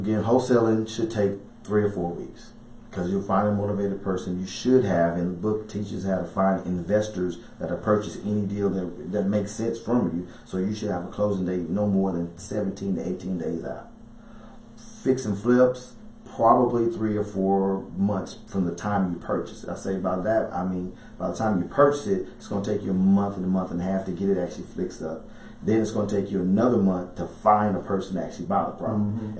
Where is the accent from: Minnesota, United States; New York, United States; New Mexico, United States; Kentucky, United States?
Kentucky, United States; also born or lived in Dallas; I'm originally from Dallas, but I lived in Kentucky my formative years.